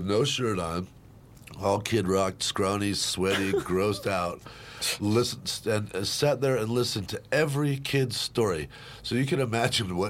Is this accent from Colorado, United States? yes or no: yes; Parker, Colorado, United States; growing up in the country, I grew up out in Parker in the 70s